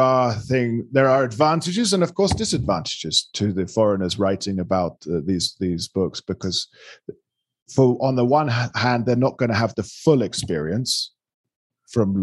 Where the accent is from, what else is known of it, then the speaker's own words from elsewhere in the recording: London, United Kingdom; now in Colombia; London. I'm a Londoner.